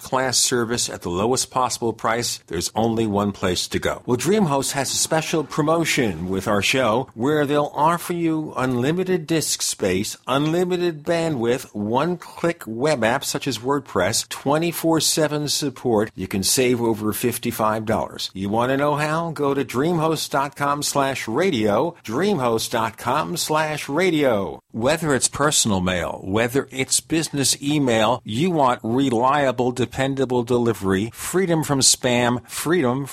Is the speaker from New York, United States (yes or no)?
yes; New York City, New York, United States; I'm from Brooklyn